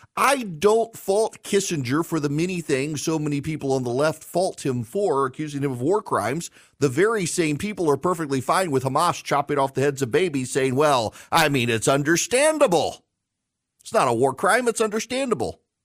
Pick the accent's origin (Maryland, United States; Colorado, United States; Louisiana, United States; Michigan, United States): Louisiana, United States; moved away; in my home state